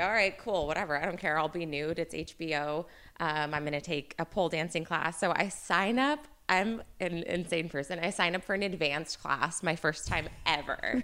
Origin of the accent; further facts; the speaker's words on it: Northern California, United States; I'm, I'm from Northern California